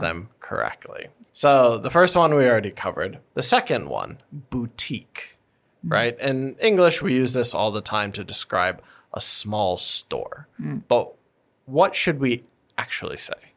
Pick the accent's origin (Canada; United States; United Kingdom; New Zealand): United States; as an American